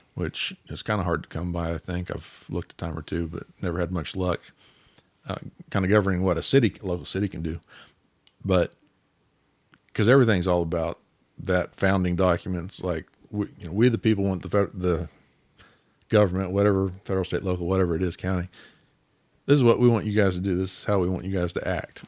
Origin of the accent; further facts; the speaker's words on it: Independence, Kansas, United States; also born or lived in Coffeyville, Kansas; I grew up in Independence